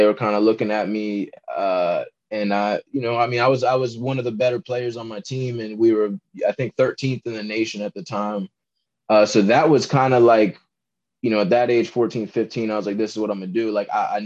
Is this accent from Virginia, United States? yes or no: yes; Virginia, United States; also born or lived in Maryland; I'm from Virginia. You know, I was born in Maryland, but I grew up in Virginia. So I live in Northern Virginia